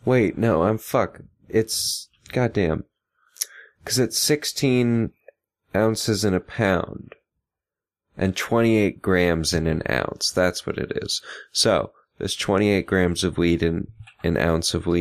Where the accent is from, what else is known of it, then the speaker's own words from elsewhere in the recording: California, United States; now in Virginia, United States; I grew up in California where it was very expensive